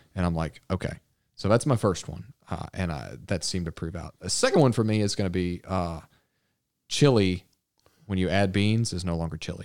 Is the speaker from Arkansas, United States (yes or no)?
yes; Arkansas, United States; also born or lived in Texas; I grew up in Arkansas, but I was born in Texas.